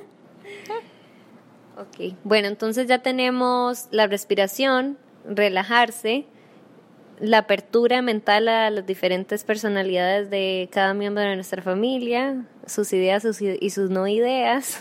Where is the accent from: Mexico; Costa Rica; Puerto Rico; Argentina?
Costa Rica